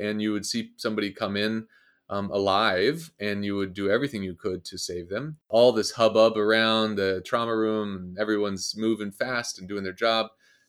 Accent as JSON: {"language": "English", "town": "Kansas City", "region": "Missouri", "country": "United States", "said": "I'm from Kansas City originally."}